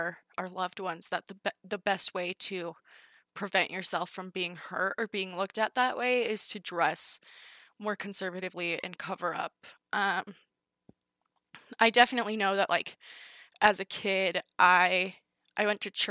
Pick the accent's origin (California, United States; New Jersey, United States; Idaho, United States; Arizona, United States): California, United States; when I was in first and second grade, I was growing up in California